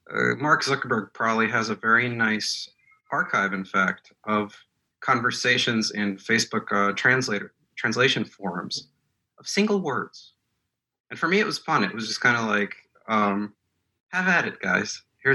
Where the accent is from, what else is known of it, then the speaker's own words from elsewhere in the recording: Moscow, Russia; born there; first language Russian; English is a second language; And I'm not an Anglophone reader. I was born in Moscow. I speak Russian.